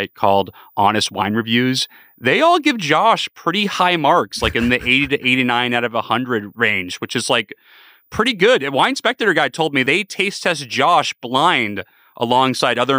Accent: San Diego, California, United States; growing up in San Diego, California, we were more of a yellowtail family

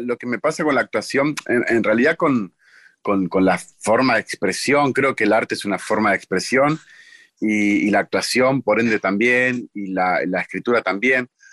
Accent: Munro, Buenos Aires Province, Argentina; Yo nací en Munro

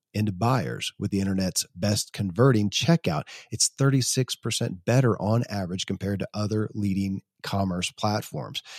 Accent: Kentucky, United States; born or raised there

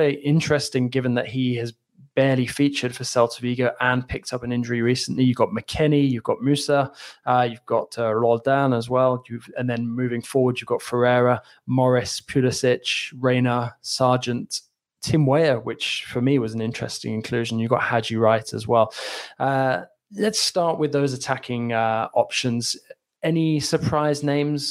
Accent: England, United Kingdom; now in France; two Englishmen

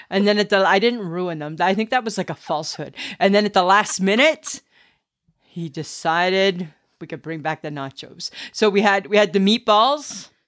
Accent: Stayner, Ontario, Canada; growing up in Stainer and Collingwood

